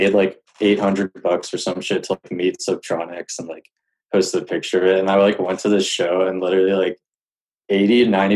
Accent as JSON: {"language": "English", "town": "Denver", "region": "Colorado", "country": "United States", "lives_now": "Boulder, United States", "said": "I'm from Denver, but like I'm in Boulder right now."}